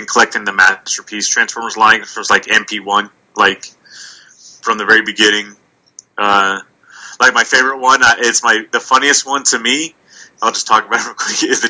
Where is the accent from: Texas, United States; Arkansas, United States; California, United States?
California, United States; Long Beach and Bakersfield; moved away; I grew up in Long Beach and Bakersfield, California. Those are the two places I lived